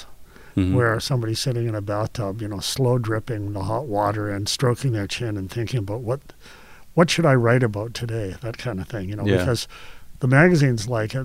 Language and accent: English; northwestern Ontario, Canada; all these hooligans that I grew up with in Manaki and in small town northwestern Ontario